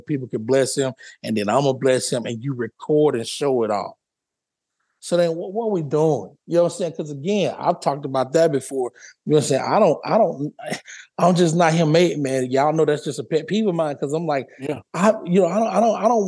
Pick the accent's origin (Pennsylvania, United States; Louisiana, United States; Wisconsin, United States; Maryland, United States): Louisiana, United States; I'm from Louisiana